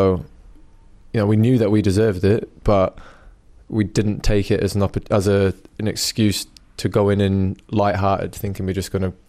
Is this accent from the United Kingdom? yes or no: yes; England, United Kingdom; also born or lived in New Zealand; When, you know, I'm representing England, I'm English. I was born in New Zealand, I remember my roots, I remember where I came from and all that kind of stuff, yeah, but I'm English.